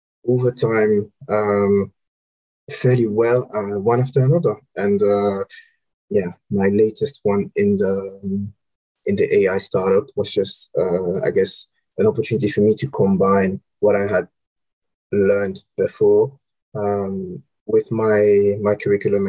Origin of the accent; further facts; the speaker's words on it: Romandy, Switzerland; moved away as an adult; also born or lived in Copenhagen / Senegal; now in London, United Kingdom; I'm Swiss originally, from the French part. So born and raised in Switzerland.